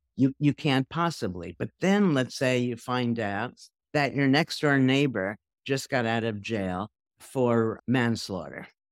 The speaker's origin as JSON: {"language": "English", "region": "New York", "country": "United States", "said": "I'm a New Yorker"}